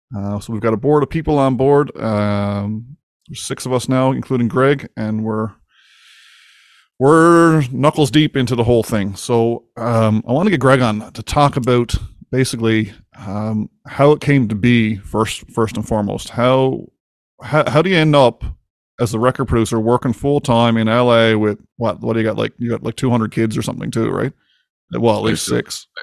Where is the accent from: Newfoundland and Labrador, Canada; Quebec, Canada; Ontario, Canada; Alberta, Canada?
Newfoundland and Labrador, Canada; Winterton; my hometown, of course, is Winterton, Newfoundland